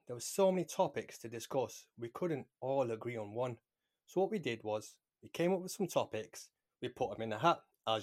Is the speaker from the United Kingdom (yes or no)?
yes; United Kingdom; I see myself as British born